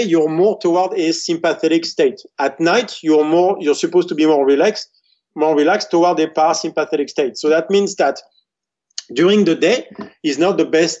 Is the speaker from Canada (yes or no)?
no; France; growing up in France, the best place is when my grandmother is cooking and I'm talking to her.